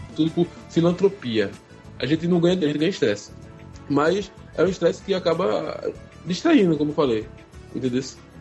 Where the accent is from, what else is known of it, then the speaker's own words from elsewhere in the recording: Pernambuco, Brazil; eu sou daqui de Pernambuco